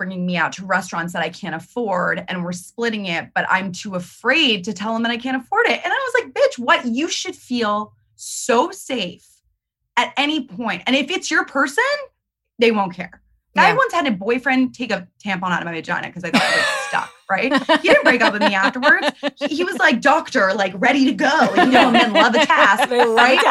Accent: New York, United States; I'm a New Yorker.

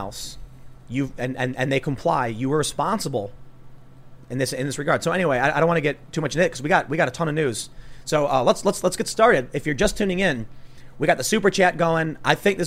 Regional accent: Chicago, Illinois, United States; growing up on the South Side of Chicago

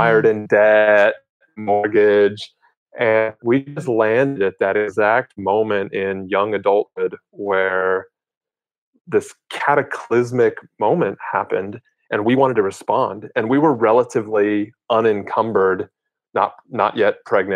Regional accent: United States; As Americans

